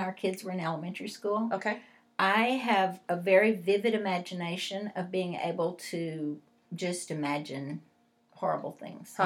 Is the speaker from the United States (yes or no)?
yes; West Texas, United States; I grew up in West Texas